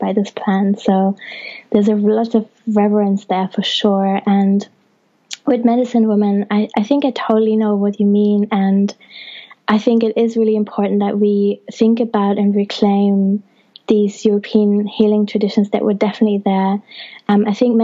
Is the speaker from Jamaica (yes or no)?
no; Germany; now in England; I was born in Germany and have also have Italian ancestry